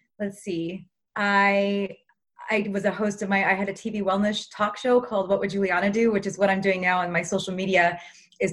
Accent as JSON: {"language": "English", "town": "Los Angeles", "region": "California", "country": "United States", "tie": "born or raised there", "said": "I grew up in Los Angeles, and like many Los Angelinos do, we are in the Hollywood world"}